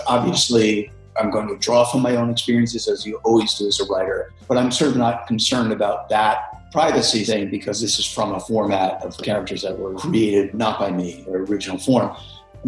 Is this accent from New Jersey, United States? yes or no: no; New York City, New York, United States; I grew up in New York City